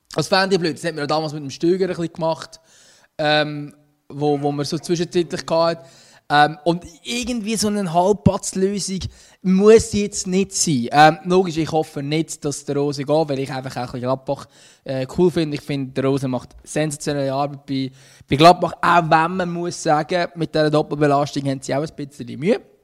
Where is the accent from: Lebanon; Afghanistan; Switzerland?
Switzerland; wir als Schweizer